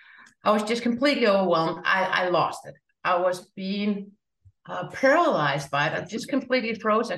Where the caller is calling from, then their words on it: Denmark; I'm joining you from Denmark.